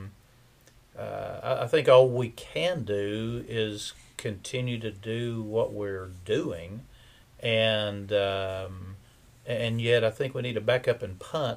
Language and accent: English; United States; I grew up in God blessed America